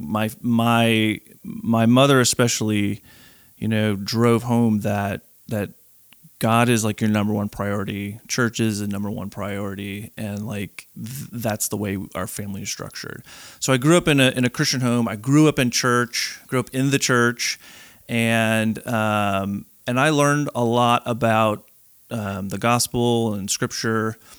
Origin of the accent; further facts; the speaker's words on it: Chicago, Illinois, United States; moved away as an adult; now in North Carolina, United States; born and raised in Chicago, lived there my whole life